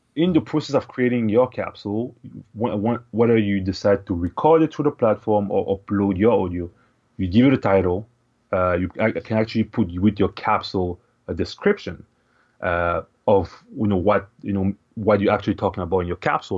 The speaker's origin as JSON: {"language": "English", "country": "Cameroon", "tie": "born or raised there", "also_born_or_lived": "Ottawa, Canada", "moved": "as an adult", "lives_now": "Canada", "said": "I was born and raised in Cameroon, which is, uh, in Central Africa"}